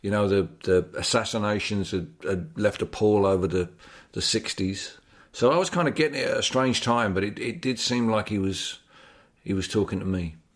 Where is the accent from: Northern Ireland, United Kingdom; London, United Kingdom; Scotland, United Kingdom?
London, United Kingdom; my hometown in East London